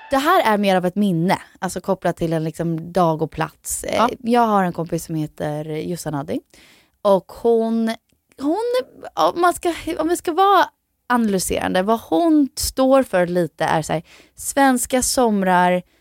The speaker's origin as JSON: {"language": "Swedish", "region": "Florida", "country": "United States", "tie": "born or raised there", "also_born_or_lived": "Sweden", "said": "Tänk att vi bor i Florida"}